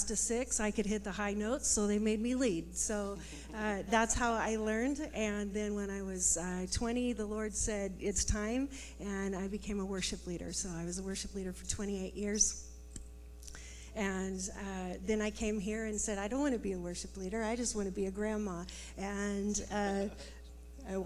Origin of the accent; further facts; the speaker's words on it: California, United States; moved away; I am from California, and I was also raised on